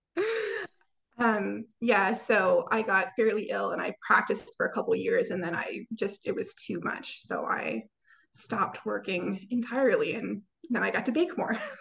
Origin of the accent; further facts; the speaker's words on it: Canada; I am a Canadian